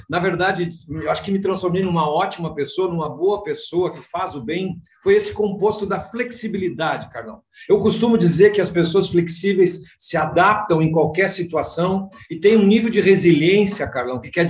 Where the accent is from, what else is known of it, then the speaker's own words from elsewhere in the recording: São Luís Gonzaga, Rio Grande do Sul, Brazil; Na verdade, eu sou um gaúcho, um missioneiro, né, da beira do Rio Uruguai, nasci em São Luís Gonzaga